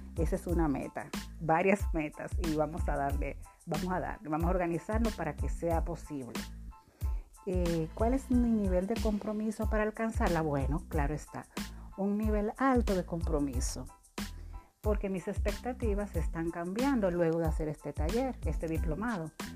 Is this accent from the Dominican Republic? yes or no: yes; Dominican Republic; sirviendo a mi país